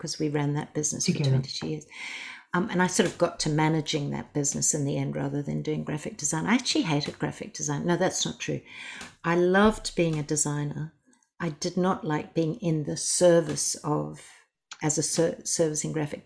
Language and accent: English; Zimbabwe; now in Australia; I'm originally from Zimbabwe. When we came to Australia